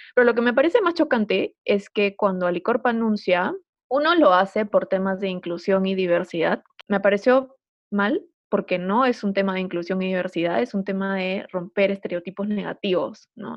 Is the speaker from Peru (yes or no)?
yes; Peru; somos los peruanos